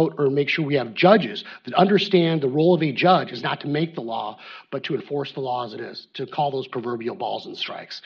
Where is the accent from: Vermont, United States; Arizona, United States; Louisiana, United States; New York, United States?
Arizona, United States; I grew up in Arizona